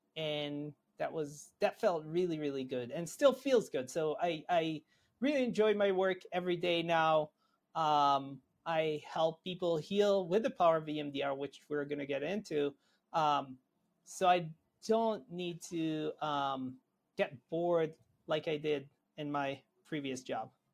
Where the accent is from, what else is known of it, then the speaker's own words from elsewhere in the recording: Israel; moved away as an adult; now in United States; I'm originally from Israel.